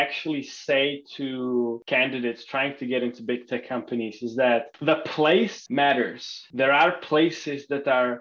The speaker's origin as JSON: {"language": "English", "country": "Czechia", "tie": "born or raised there", "also_born_or_lived": "Luxembourg", "moved": "as an adult", "lives_now": "United States", "said": "I was born and raised in Czech Republic, the tiny country in Europe. To an American father and a Czech mother."}